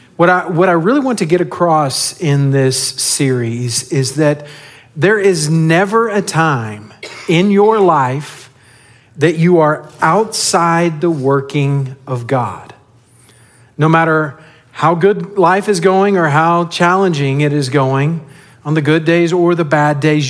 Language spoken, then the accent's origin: English; West Texas, United States; now in San Antonio, United States; I grew up in West Texas